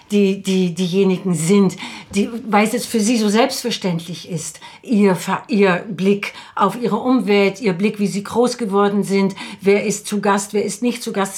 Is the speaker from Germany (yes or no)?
no; Netherlands; moved away; also born or lived in Salzburg; ich bin 1961 in den Niederlanden geboren, ich bin Europäerin